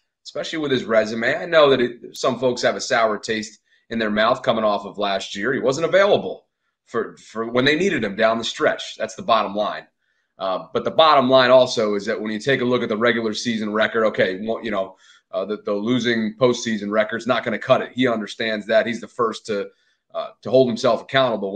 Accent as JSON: {"language": "English", "town": "Albany", "region": "New York", "country": "United States", "tie": "born or raised there", "moved": "as an adult", "lives_now": "Baltimore, United States", "said": "I might be down in Baltimore. I've spent the last decade or so down this way, but I got those New York roots. Yeah. I grew up in Albany"}